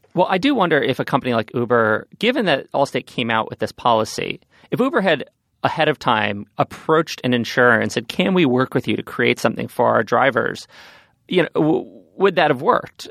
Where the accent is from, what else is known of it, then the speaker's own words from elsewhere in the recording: New York, United States; I grew up on Central Park